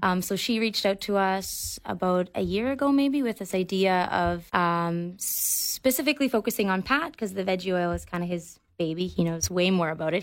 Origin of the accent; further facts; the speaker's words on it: Victoria, British Columbia, Canada; also born or lived in Halifax, Nova Scotia; they moved us out here, our, our family of five, out here when uh, my siblings and I were kids. So I grew up in Victoria.